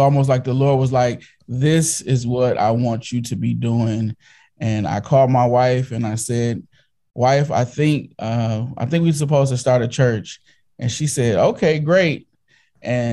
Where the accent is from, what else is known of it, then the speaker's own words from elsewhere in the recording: Inkster, Michigan, United States; I am from Inkster, Michigan.